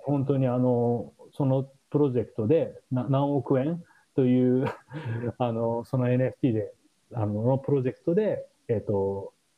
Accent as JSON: {"language": "Japanese", "country": "Japan", "moved": "as an adult", "lives_now": "San Francisco Bay Area, United States"}